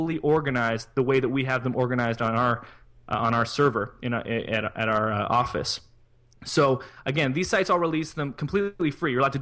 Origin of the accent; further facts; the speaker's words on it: Canada; I'm Canadian.